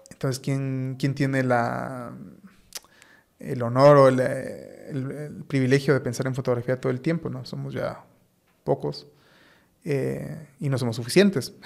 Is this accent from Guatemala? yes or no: yes; Guatemala; yo como muchos guatemaltecos